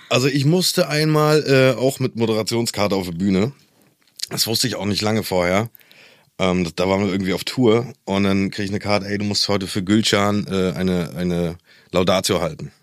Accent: East Germany, Germany; ich komme ja aus der DDR mhm. Und ich glaube, als die Grenzen aufgegangen sind, war ich elf

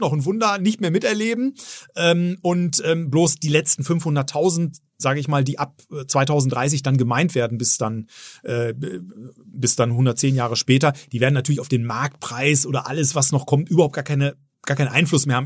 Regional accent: Bielefeld, North Rhine-Westphalia, Germany; also born or lived in Herford; ich bin in Bielefeld geboren. Insofern ja, bin ich schon waschechter Ostwestfale

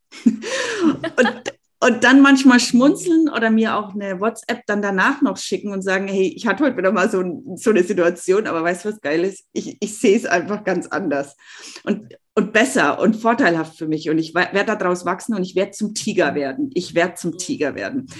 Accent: Germany; bei uns in Deutschland

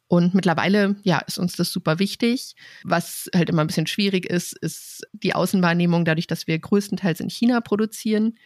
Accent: Rhön, Germany; now in Hamburg, Germany; wir kommen beide aus der Rhön

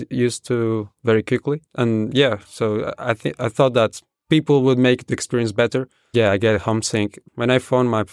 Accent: Spain; first language Spanish; English is a second language; moved away as an adult; now in Germany; I want to come back to my home country, to Spain.

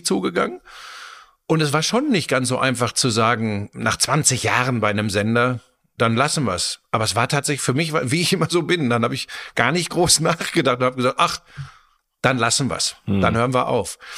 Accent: Germany; bei uns in Deutschland

